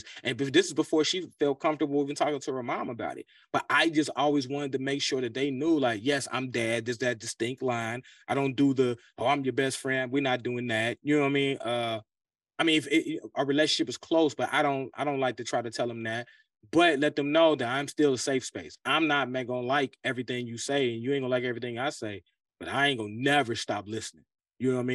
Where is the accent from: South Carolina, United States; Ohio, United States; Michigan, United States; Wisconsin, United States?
Ohio, United States; Cincinnati; growing up in Cincinnati, Ohio